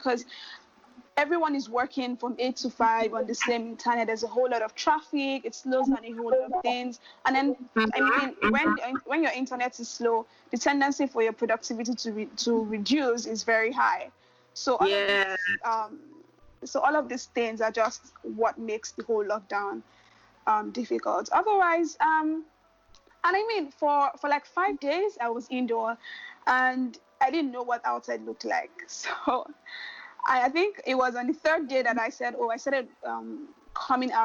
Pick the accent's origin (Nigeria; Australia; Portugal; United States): Nigeria; also born or lived in Lagos, Nigeria; I am Nigerian, and I live in Lagos, Nigeria